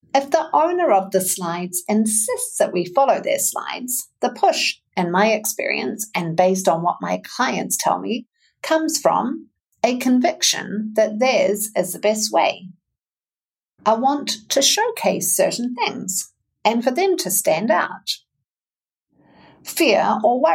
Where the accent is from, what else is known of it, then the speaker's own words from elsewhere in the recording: New Zealand; now in Wisconsin, United States; I'm a narrative coach, a communications coach, and a mental fitness coach from New Zealand, based in the fine state of Wisconsin